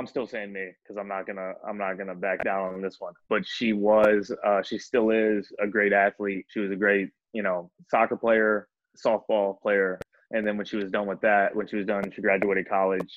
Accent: Hampton, Virginia, United States; I'm from Hampton, Virginia, was where Allen Iverson is

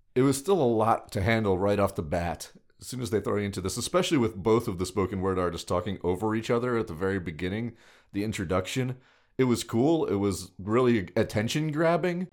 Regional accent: New York, United States; growing up in New York

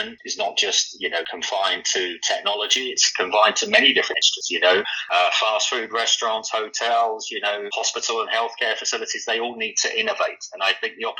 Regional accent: London, United Kingdom; moved away as an adult; also born or lived in New York, United States; now in Alpharetta, United States; listeners can probably tell from my accent that I'm not really not from Georgia. I'm not from the US originally. I'm a Londoner.

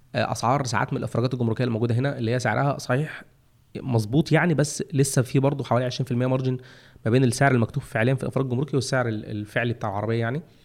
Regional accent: Egypt; عندنا في مصر هنا

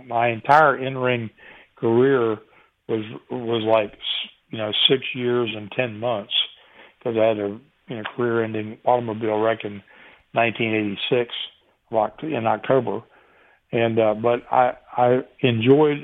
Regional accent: Chesapeake, Virginia, United States; moved away as an adult; also born or lived in Pacific Northwest; I left Chesapeake in Virginia Beach, where I'd been my entire life, and moved all the way across the United States to start my career on the West Coast.

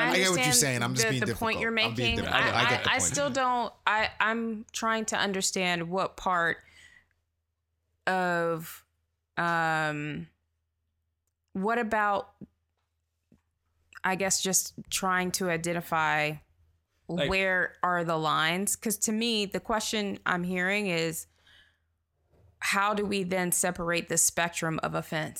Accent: the South, United States; Yeah, not everybody's like that. We grew up in the South.

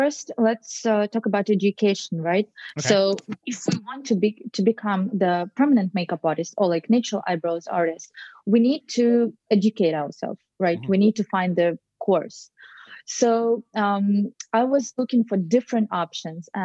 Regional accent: Russia; moved away as an adult; now in New York, United States; So in my apartment in Russia

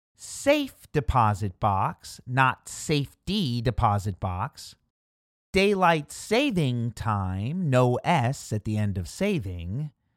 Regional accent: Midwest, United States; Growing up in the Midwest, I've heard both cold slaw and coleslaw

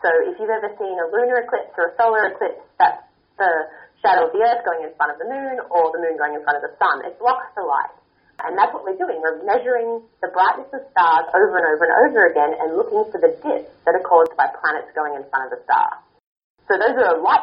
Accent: Peak Crossing, Queensland, Australia; now in Pasadena, United States; I grew up in a small town called Peak Crossing, which is just outside of Brisbane in Queensland

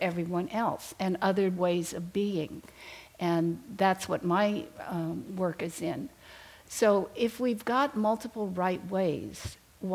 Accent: Berkeley, California, United States; I grew up in Berkeley, California

